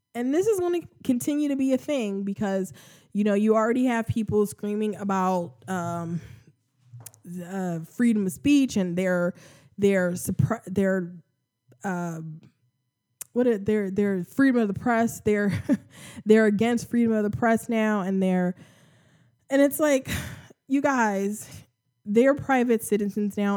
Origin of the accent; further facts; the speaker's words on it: United States; accent: American; I'm American, obviously. Um, you can hear my, my, my American accent.